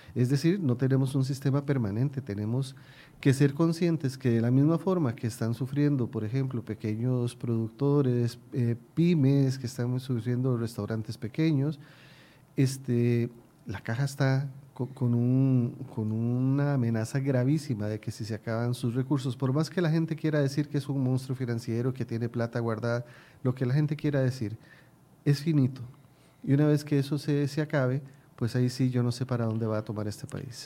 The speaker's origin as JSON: {"language": "Spanish", "country": "Costa Rica", "said": "mi pueblo"}